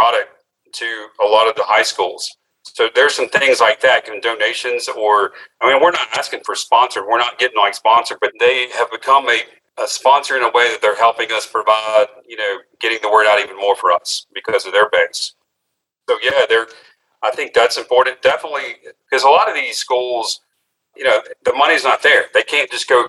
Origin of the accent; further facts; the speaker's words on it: Mississippi, United States; here in my hometown, Mississippi